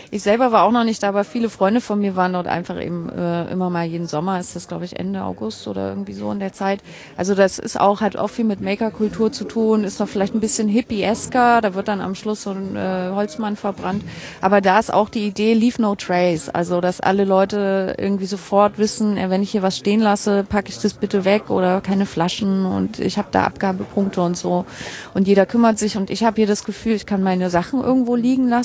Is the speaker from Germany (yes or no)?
yes; Hamburg, Germany; Und da haben wir auch ein bisschen den Vorteil als Hamburger